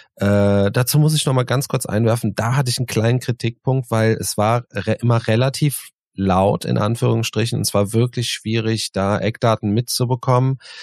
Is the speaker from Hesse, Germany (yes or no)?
no; Cologne, North Rhine-Westphalia, Germany; wir sind jetzt äh, als Kölner Kölsch gewohnt